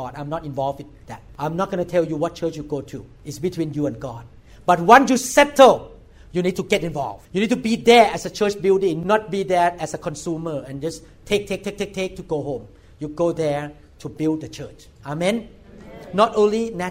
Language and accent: English; Thailand; English is a second language; moved away as an adult; I'm a neurosurgeon from Thailand